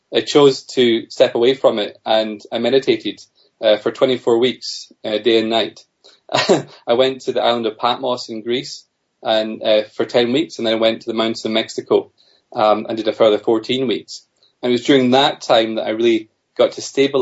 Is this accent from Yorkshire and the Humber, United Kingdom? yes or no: no; Scotland, United Kingdom; also born or lived in Australia; Although I'm from Scotland originally